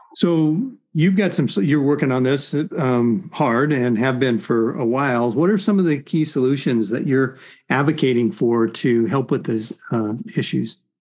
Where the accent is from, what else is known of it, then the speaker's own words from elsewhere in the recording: Arizona, United States; also born or lived in California; now in Central Oregon, United States; I grew up in Arizona